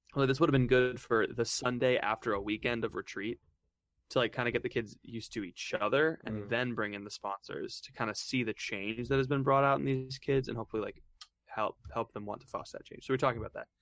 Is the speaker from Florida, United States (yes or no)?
yes; Florida, United States; moved away as an adult; now in Steubenville, United States; I'm from Florida